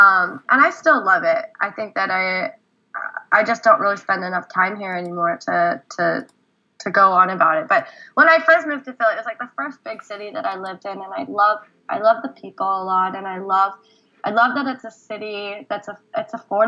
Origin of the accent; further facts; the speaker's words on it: South Korea; born there; I was born in Korea, and I grew up going there every other year, and it feels very much like a second home to me